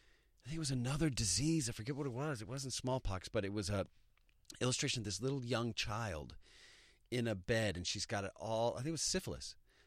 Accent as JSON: {"language": "English", "region": "Texas", "country": "United States", "said": "I come from Texas."}